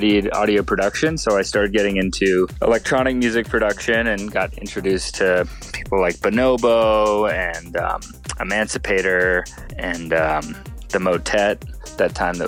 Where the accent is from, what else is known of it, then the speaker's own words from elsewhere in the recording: Hawaii, United States; I grew up in Hawaii